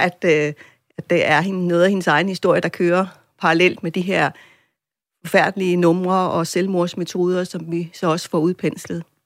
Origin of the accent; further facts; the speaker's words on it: Greenland; som grønlændere